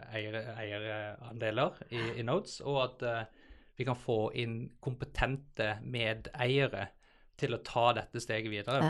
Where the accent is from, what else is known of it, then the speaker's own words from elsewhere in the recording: Southern Norway, Norway; moved away as an adult; also born or lived in Bergen, Norway / Copenhagen, Denmark / New York, United States; now in Oslo, Norway; jeg er en sørlending som eh, har eh, forvilla meg litt opp i Oslo